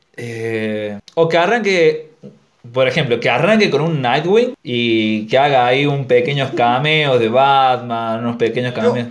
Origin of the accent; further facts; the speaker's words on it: Argentina; en Argentina es, como que a nosotros nos dan dos opciones